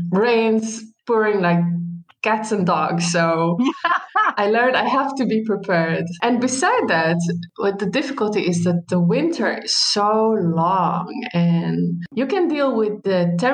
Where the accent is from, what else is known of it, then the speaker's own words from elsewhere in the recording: Palestine; moved away as an adult; also born or lived in United States; now in Netherlands; I am from Palestine. And I have been living in the Netherlands uh, more than five years now. And I end up living here because my husband is Dutch.